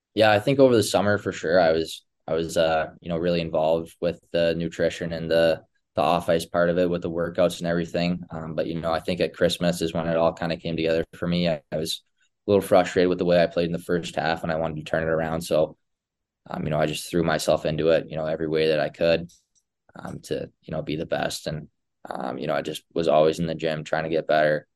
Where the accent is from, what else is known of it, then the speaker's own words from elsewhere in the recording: Edmonton, Alberta, Canada; all of us just growing up around Edmonton